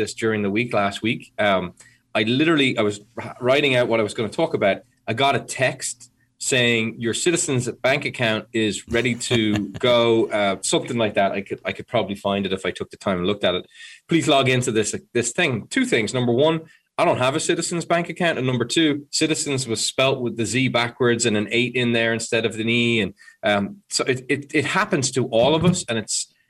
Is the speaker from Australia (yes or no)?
no; Ireland; I'm Irish